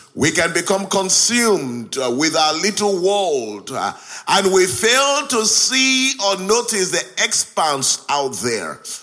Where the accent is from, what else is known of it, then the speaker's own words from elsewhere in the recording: Nigeria; moved away as an adult; now in Hull, United Kingdom; I grew up in Nigeria. I left Nigeria at the age of 24.